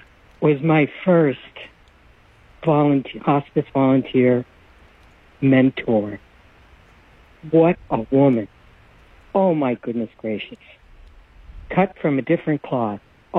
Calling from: Hawaii, United States; I live in Hawaii now. I'm in Hawaii County, and I'm coming to your training.

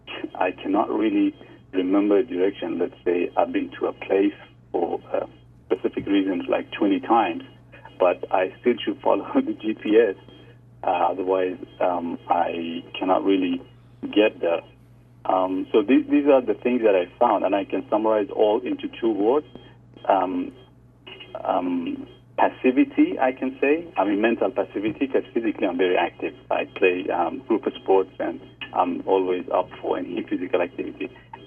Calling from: New Zealand; I'm 37 years old. I'm calling from New Zealand.

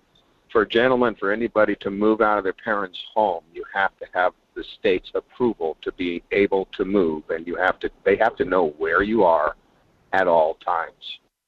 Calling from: Fairbanks, Alaska, United States; … from Fairbanks.

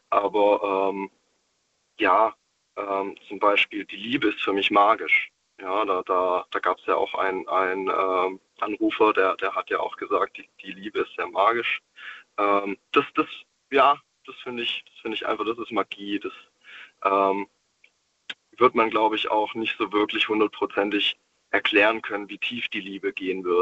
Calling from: Stuttgart, Baden-Württemberg, Germany; Und zwar, ich komme aus dem Großraum Stuttgart.

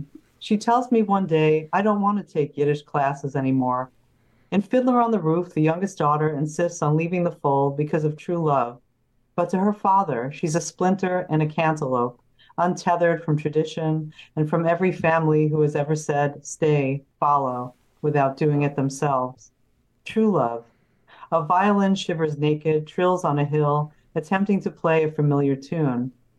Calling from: New York City, New York, United States; I'm from Queens, New York, New York City.

